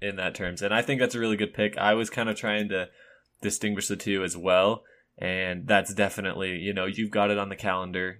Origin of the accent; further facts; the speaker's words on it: Utah, United States; where we're from Utah